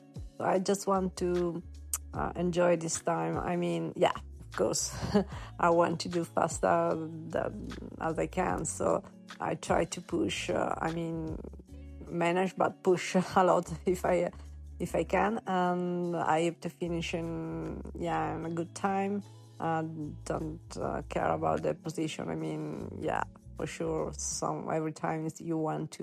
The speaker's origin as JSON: {"language": "English", "country": "Italy", "second_language": "English", "said": "I'm from Italy"}